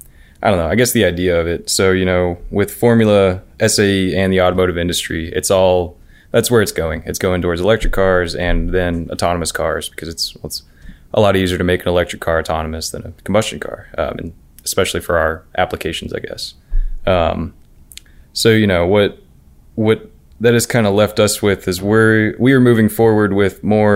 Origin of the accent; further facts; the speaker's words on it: Cincinnati, Ohio, United States; So I grew up in Cincinnati, Ohio, actually.